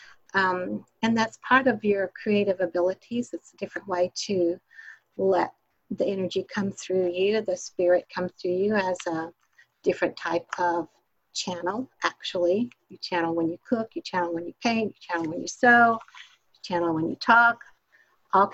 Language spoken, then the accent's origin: English; Houston, Texas, United States; also born or lived in Colorado; I was born in Houston, Texas. I grew up here.